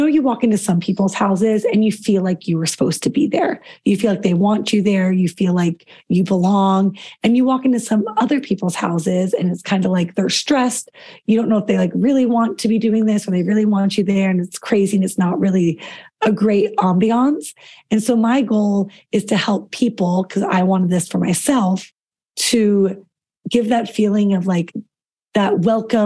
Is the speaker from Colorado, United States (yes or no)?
yes; Colorado, United States; now in Washington, D.C., United States; I grew up in Colorado, which is very laid back and casual